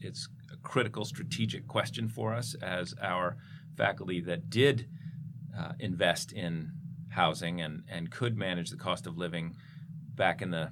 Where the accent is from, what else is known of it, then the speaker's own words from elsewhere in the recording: Philadelphia, Pennsylvania, United States; also born or lived in Ithaca, New York; now in Los Angeles, United States; I grew up in Philadelphia